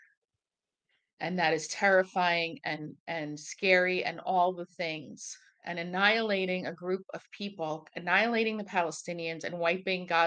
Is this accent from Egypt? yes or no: yes; Egypt; now in United States; I was born in Egypt.